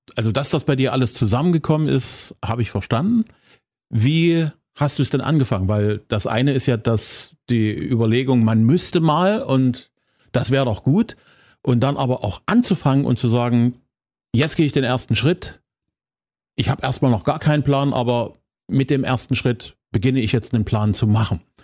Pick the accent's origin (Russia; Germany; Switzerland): Germany; Zwickau, Saxony; meiner Heimatstadt